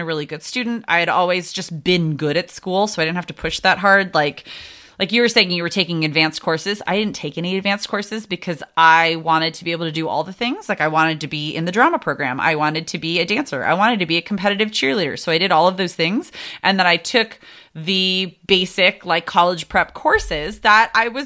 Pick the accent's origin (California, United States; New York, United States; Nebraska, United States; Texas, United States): California, United States; San Diego; Born and raised in San Diego.